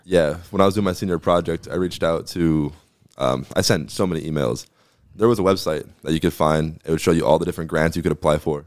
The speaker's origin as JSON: {"language": "English", "town": "Nanticoke", "region": "Pennsylvania", "country": "United States", "tie": "born or raised there", "lives_now": "Sugar Notch, United States", "said": "that's my hometown"}